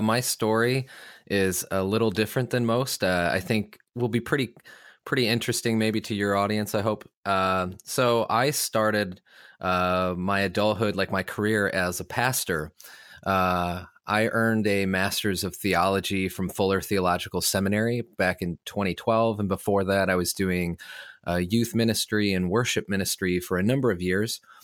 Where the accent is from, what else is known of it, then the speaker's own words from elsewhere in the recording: Illinois, United States; moved away as an adult; also born or lived in Los Angeles, California; I'm from Illinois